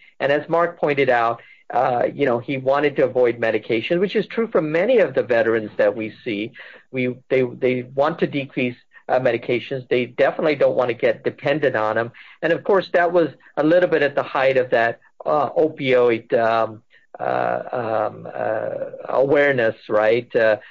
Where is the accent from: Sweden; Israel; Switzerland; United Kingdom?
United Kingdom; England; also born or lived in United States; I had of this Indian heritage, even though, I grew up partly in England and partly here